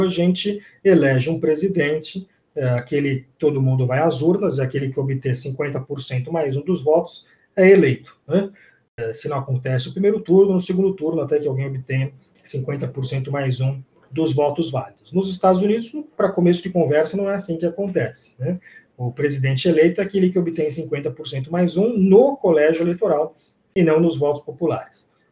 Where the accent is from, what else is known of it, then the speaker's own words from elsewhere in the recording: São Paulo, Brazil; eu sou de São Paulo